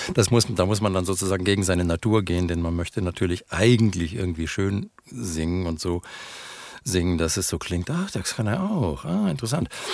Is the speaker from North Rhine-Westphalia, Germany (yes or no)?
yes; North Rhine-Westphalia, Germany; ich bin Westfale. Ich bekenne mich dazu. Ich bin, ich meine, wir Westfalen sind die Berner Deutschlands. Wir sind langsam